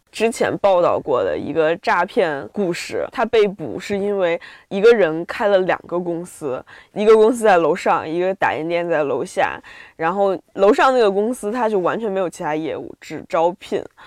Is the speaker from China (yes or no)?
yes; Beijing, China; 我是北京的